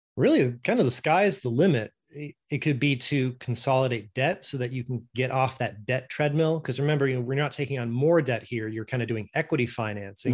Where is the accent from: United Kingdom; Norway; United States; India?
Norway; moved away; I'm originally from Norway, and that's just how we pronounce it